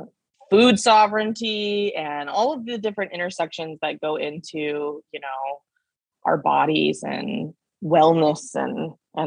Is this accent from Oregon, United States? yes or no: yes; Canby, Oregon, United States; moved away as an adult; also born or lived in New York City; now in Los Angeles, United States; I grew up off my tribal homelands in the Willamette Valley, Oregon, in a small town called Canby, which is about 20 miles south of Portland